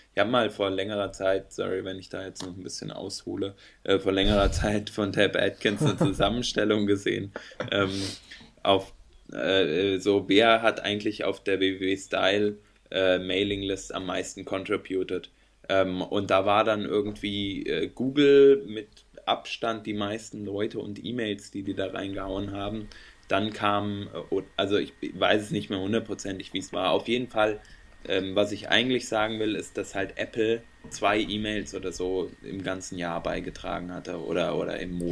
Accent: Freiburg, Baden-Württemberg, Germany; ich als Freiburger

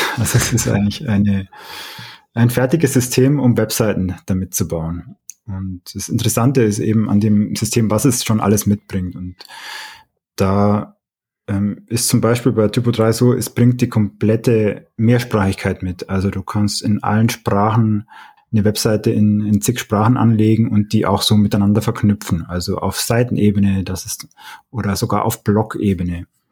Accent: Oberstdorf, Bavaria, Germany; now in Munich, Germany; ich bin aus diesem ähm, Ort da in den Allgäuer Bergen

